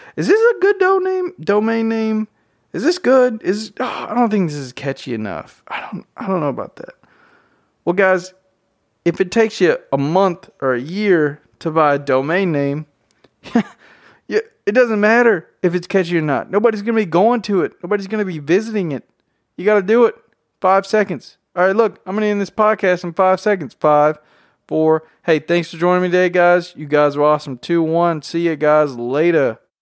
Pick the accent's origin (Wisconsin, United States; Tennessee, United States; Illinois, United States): Tennessee, United States; accent: southern drawl; I'm from Tennessee. I have a very southern accent, drawl